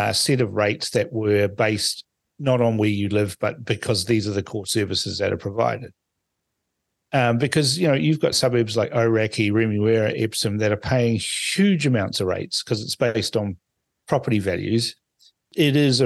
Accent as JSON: {"language": "English", "country": "Fiji", "tie": "born or raised there", "moved": "yes", "lives_now": "New Zealand", "said": "I was born in Fiji. You know, do I say I'm Fijian all the time?"}